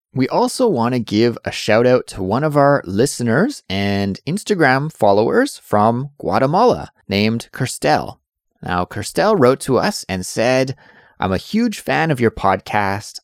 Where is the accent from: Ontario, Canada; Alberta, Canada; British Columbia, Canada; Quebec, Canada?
British Columbia, Canada; Kelowna; moved away; I am from Canada originally, and I grew up in a town called Kelowna, B C.